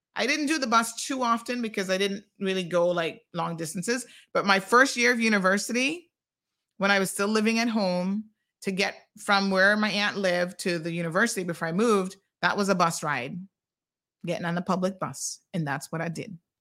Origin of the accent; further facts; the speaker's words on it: Tampa, Florida, United States; moved away as an adult; now in Cayman Islands; I grew up in Tampa